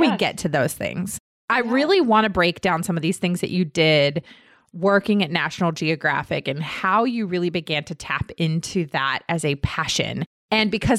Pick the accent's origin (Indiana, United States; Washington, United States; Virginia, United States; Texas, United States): Virginia, United States; Herndon; I grew up in Herndon, which is right outside of D.C